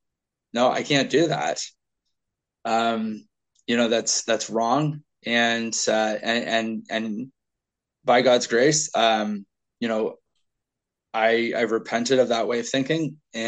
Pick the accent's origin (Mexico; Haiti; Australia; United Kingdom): United Kingdom; Scotland; I can't say because I'm Scottish, however I respond, the ends justify the means.